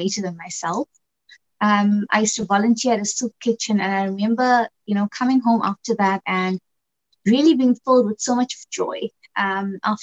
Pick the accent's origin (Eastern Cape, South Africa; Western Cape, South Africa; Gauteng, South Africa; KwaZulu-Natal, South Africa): KwaZulu-Natal, South Africa; Hillcrest, south of Durban; So I grew up in a little town called Shellcrest, which is south of Durban.